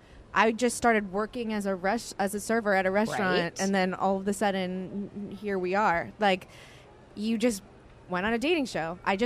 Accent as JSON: {"language": "English", "town": "New Orleans", "region": "Louisiana", "country": "United States", "moved": "yes", "lives_now": "Los Angeles, United States", "said": "I'm from New Orleans."}